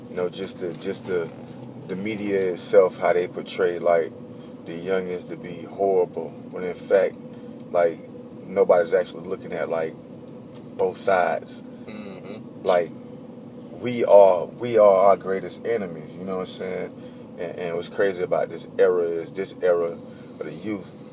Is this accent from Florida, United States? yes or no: yes; Winter Park, Florida, United States; Winter Park, Florida, man. City right outside of Orlando.